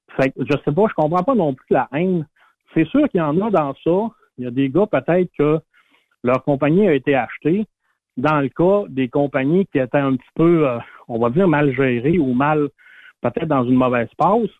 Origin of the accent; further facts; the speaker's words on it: Saguenay, Quebec, Canada; moved away; Ma famille, moi, sont toutes au Saguenay, ma mère habite la maison de mon enfance encore